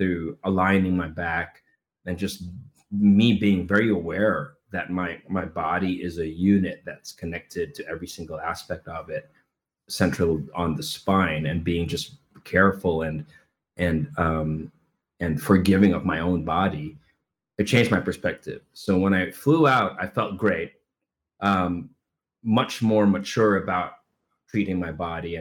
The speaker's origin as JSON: {"language": "English", "country": "Philippines", "tie": "born or raised there", "moved": "as an adult", "said": "I come from the Philippines, where we absolutely love theater. We love musical theater. I grew up in that industry."}